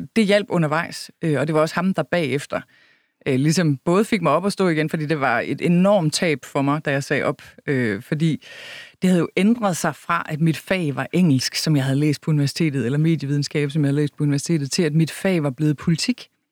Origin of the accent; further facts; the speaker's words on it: Kalhave, Southern Denmark, Denmark; moved away; Kalhave er en lille bitte landsby midt imellem Vejle og Horsens, hvor jeg voksede op